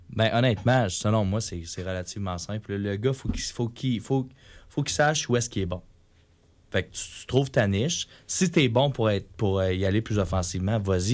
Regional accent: Quebec, Canada; moi en tant que Québécois

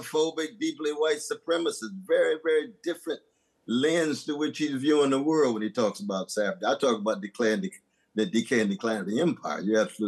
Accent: California, United States; I grew up in California, used to be Mexico

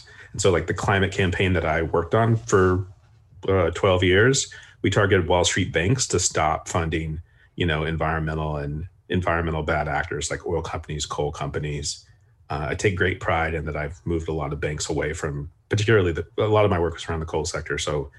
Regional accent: Garland, Texas, United States; moved away; I grew up in the suburbs of Dallas, Texas, a town called Garland. And, you know, it's a pretty conservative place.

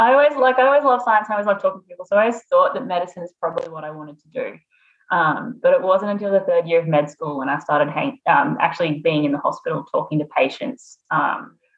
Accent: Wee Waa, New South Wales, Australia; I grew up on a cotton farm outside of Weewar, which is a town of about 1,800 people in northwestern New South Wales

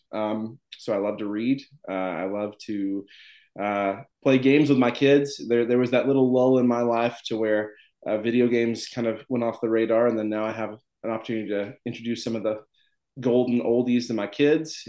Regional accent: Tennessee, United States; I'm from Tennessee

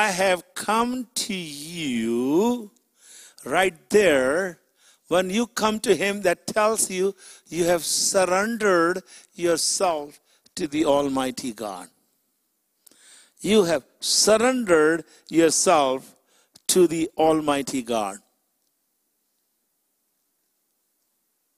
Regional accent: Chicago, Illinois, United States; I'm from Chicago

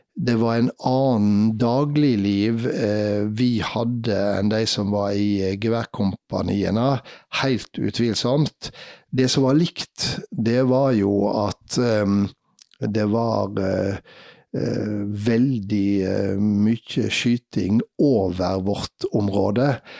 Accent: Vaksdal, Vestland, Norway; jeg var redaktør for ei lokalavis i heimkommunen min, Vaksdal

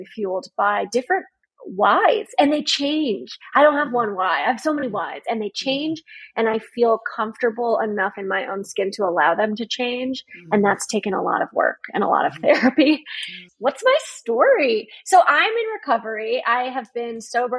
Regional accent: Connecticut, United States; now in Baltimore, United States; I'm from Connecticut

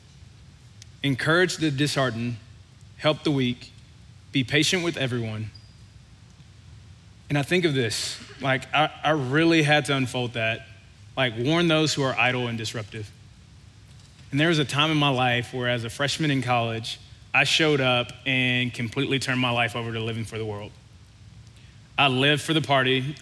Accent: Louisiana, United States; I grew up in Louisiana

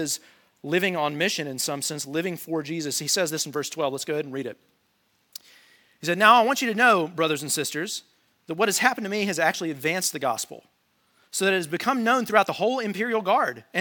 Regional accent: United States; us as Americans

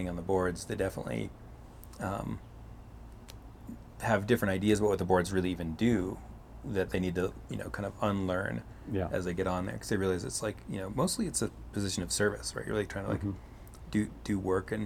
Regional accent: New Mexico, United States; moved away as an adult; also born or lived in Pittsburgh / Salt Lake City; now in Boulder, United States; grew up in New Mexico in a sort of artist engineering family

